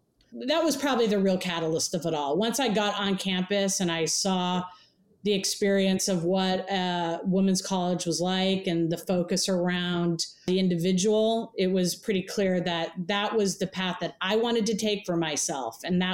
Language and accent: English; San Diego, California, United States; also born or lived in Oakland, California; I came from the town of San Diego. I grew up in Southern California. Where did I come from? My dad's an immigrant from Cuba. Mom was an artist out of the East Coast.